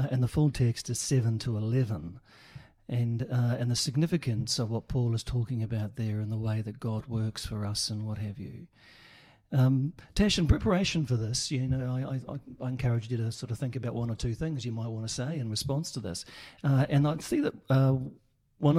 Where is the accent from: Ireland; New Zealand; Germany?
New Zealand; now in Brisbane, Australia; I come from New Zealand